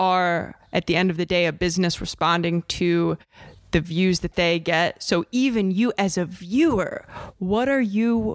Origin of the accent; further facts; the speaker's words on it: Ohio, United States; I'm from Ohio